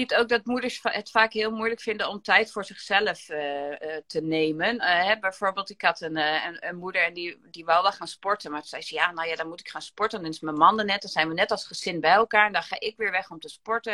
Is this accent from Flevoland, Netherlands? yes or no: no; Gramsbergen, Overijssel, Netherlands; Ik kom uit Gramsbergen